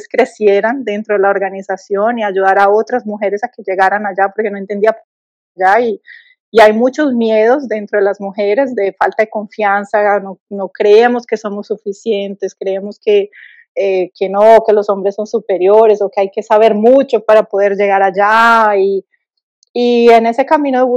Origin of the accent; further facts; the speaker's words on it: Colombia; sí, soy colombiana, sí, tengo un acento, no hablo perfecto portugués